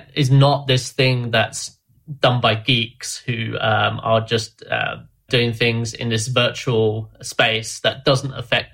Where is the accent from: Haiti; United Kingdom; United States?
United Kingdom; London; I'm from London